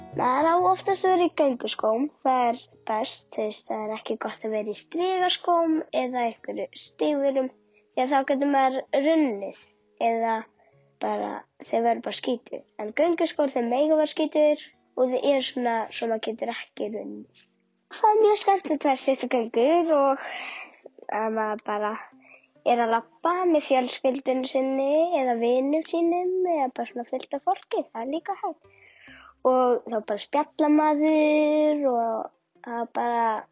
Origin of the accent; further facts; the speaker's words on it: Kópavogur, Capital Region, Iceland; ég er frá Kópúi.